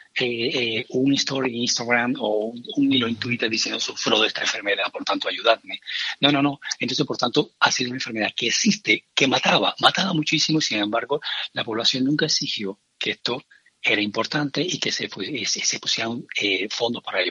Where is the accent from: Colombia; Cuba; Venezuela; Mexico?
Cuba; moved away as an adult; now in Spain; yo soy cubano de nacimiento, aunque yo más de 25 años aquí, o sea, más de la mitad de mi vida la llevo aquí